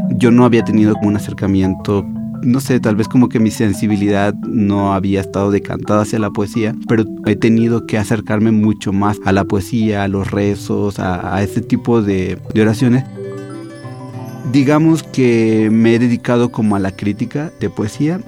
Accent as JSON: {"language": "Spanish", "region": "Chiapas", "country": "Mexico", "tie": "born or raised there", "moved": "as an adult", "lives_now": "Mexico City, Mexico", "said": "soy de Chiapas"}